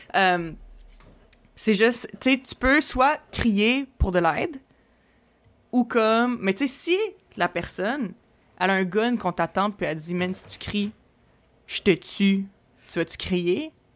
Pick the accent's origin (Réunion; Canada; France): Canada; Quebec City, Quebec; also born or lived in Montreal; je viens de Québec